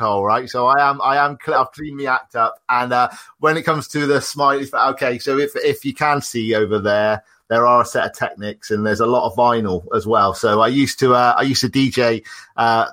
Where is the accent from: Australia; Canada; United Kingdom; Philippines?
United Kingdom; Taunton, South West England; accent: cider twang; now in Bristol, United Kingdom; I'm originally from Taunton, Somerset, so I've got a cider twang, but I've moved up a bit more to the city life, a bit more Bristol